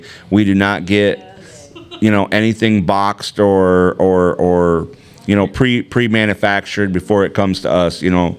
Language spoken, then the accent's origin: English; New York, United States; moved away; also born or lived in Michigan; I'm really from Michigan, but I didn't live there very long. I was born in Michigan. Lived in New York most of my life.